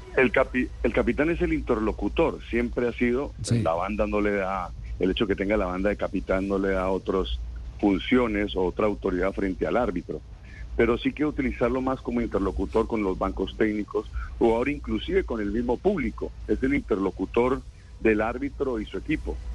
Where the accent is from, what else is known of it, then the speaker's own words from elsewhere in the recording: Colombia; como colombiano